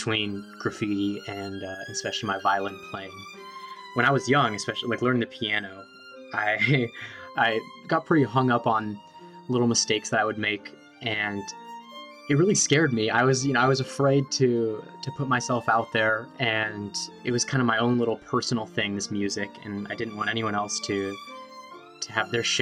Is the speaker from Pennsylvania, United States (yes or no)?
no; San Francisco, California, United States; I grew up in San Francisco